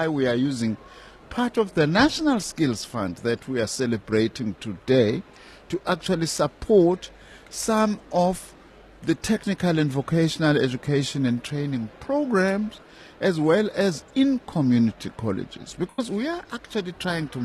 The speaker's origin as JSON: {"language": "English", "country": "South Africa", "tie": "born or raised there", "said": "In my hometown, in Tambuza, for instance, I've just built a rendezvous"}